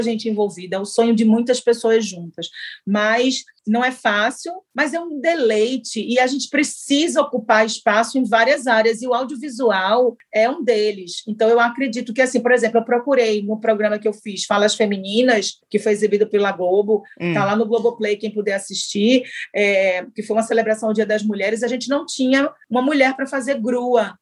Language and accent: Portuguese; Northeast Brazil, Brazil